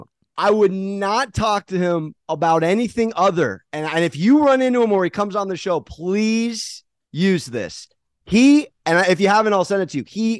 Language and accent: English; San Diego, California, United States; You know, I'm a recovering San Diego Charger fan. I'm from San Diego. So I have a New York dad. So I grew up in a Giants, Mets, Knicks household, but my mom's from LA, likes the Lakers.